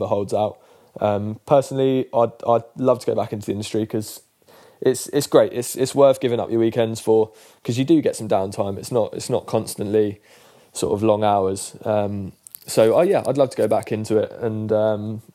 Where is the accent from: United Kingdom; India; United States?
United Kingdom; London; also born or lived in Ireland (grandparents); I was born in Chelsea Westminster Hospital. Spent the first 4 years of my life living in Pimlico